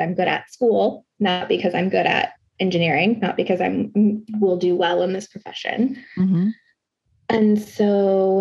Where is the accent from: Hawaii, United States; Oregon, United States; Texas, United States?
Texas, United States; Conroe; I grew up in Conroe, Texas, which is a very white, suburban, conservative, religious place